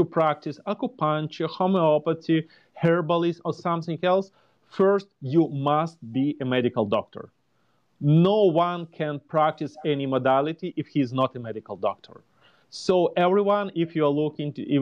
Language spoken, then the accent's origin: English; Ukraine; moved away as an adult; now in Indianapolis, United States; Originally, I'm from Ukraine